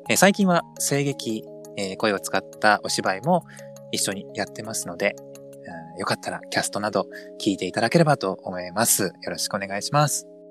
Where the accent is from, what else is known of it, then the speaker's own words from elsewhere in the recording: Kansai, Japan; accent: Kansai-ben; 出身は関西